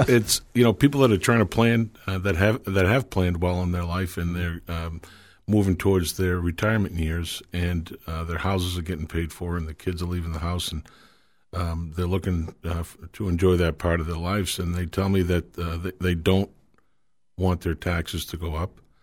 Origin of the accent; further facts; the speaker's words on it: Manchester, New Hampshire, United States; I grew up here in Manchester. Uh, been living here my whole life.